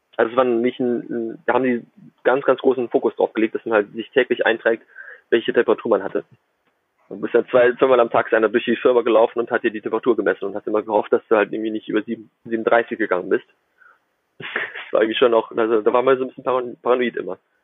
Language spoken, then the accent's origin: German; Germany; moved away as an adult; now in Shenzhen, China; als Deutscher, der kein Chinesisch spricht